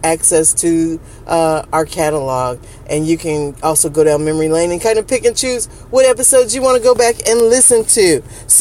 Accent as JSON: {"language": "English", "town": "Dayton", "region": "Ohio", "country": "United States", "tie": "born or raised there", "moved": "yes", "lives_now": "Atlanta, United States", "said": "Dayton being my hometown"}